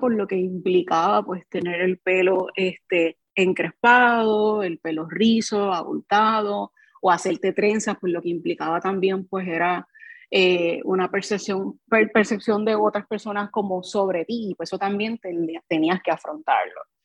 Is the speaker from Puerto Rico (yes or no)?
yes; Carolina, Puerto Rico; soy de Barrio San Antón eh, y me crié entre Barrio San Antón y Manuela Pérez